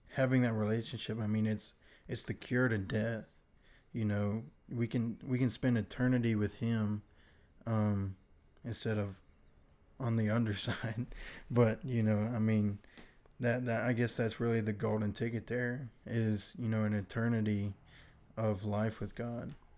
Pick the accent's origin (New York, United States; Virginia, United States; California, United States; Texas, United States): Virginia, United States; now in Mississippi, United States; I was originally from Virginia.